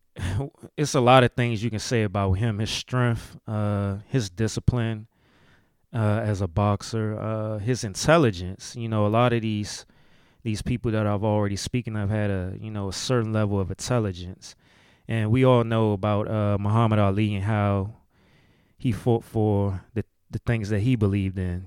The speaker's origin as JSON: {"language": "English", "region": "DMV", "country": "United States", "accent": "DMV", "said": "my DMV accent"}